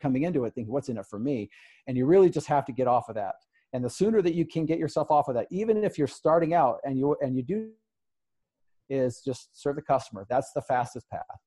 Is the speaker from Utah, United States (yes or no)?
yes; Salt Lake City, Utah, United States; my hometown